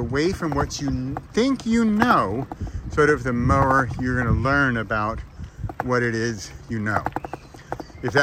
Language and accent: English; United States; now in Europe; as an American living in Europe